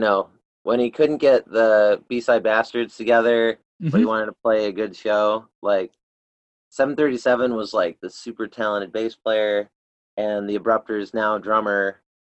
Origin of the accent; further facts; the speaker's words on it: Buffalo, New York, United States; you know, we're from Buffalo, and there's a lot of different crises from here.